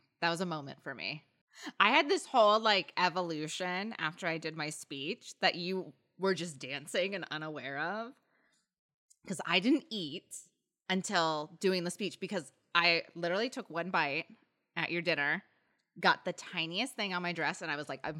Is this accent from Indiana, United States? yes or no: yes; Indiana, United States; oh my gosh, I grew up in Indiana.